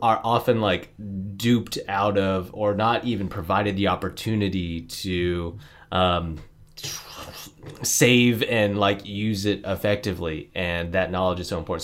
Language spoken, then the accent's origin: English; Niwot, Colorado, United States; also born or lived in San Jose, California; I was born in San Jose, California, but I consider myself bred in Nahuatl, Colorado, N I W O T